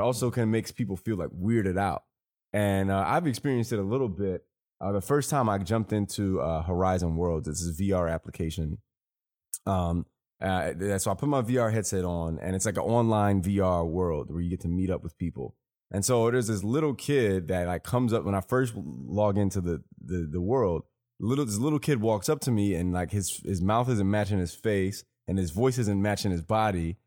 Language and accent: English; Chicago, Illinois, United States; growing up in Chicago